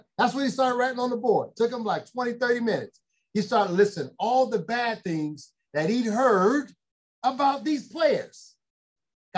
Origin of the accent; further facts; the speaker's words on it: Chicago, Illinois, United States; now in Los Angeles, United States; I'm born and raised in Chicago. Proud of it.